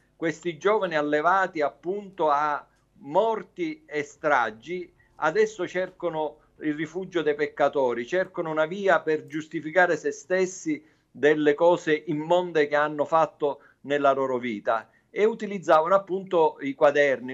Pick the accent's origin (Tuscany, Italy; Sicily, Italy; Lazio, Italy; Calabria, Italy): Sicily, Italy; lo dico da siciliano